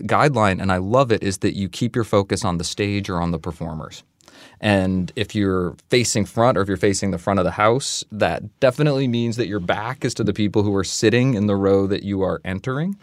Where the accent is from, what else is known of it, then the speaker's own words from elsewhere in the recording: Vermont, United States; Growing up in Vermont in the 90s